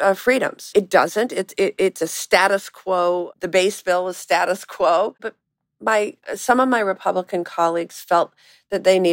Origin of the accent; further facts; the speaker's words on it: Wisconsin, United States; my home state of Wisconsin